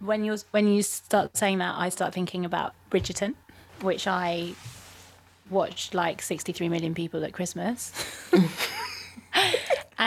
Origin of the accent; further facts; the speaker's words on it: London, United Kingdom; I am from London. This is what it sounds like when I am from London.